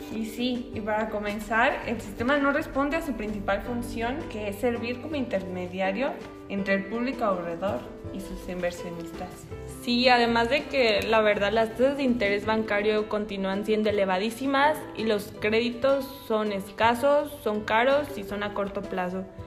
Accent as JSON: {"language": "Spanish", "country": "Mexico", "said": "nosotros como mexicanos"}